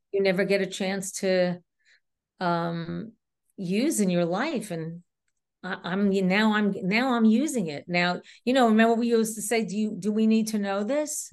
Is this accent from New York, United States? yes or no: yes; New York City, New York, United States; accent: New York; I was raised in Queens